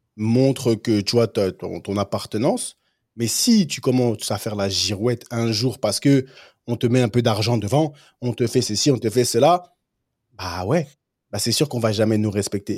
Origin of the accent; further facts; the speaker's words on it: Cameroon; chez nous au Cameroun